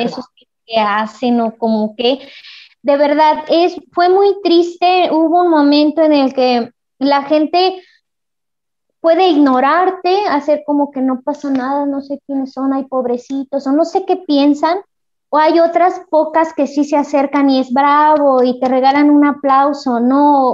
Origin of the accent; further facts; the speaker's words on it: El Progreso, Puebla, Mexico; yo soy de, de del Progreso Puebla